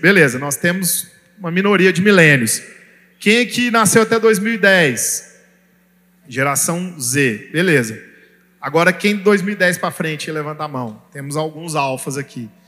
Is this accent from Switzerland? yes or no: no; Brazil; como brasileiro a gente vê isso, porque a nossa cultura judaico-cristã brasileira